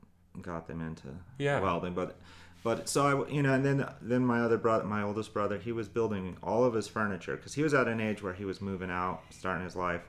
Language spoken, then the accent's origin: English; Arvada, Colorado, United States; I was born and raised in Colorado, actually.